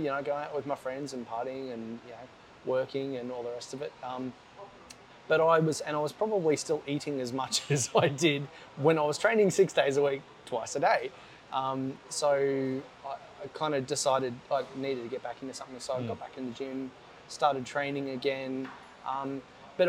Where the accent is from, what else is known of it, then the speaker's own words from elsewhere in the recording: Gold Coast, Queensland, Australia; growing up on the Gold Coast and being surrounded by water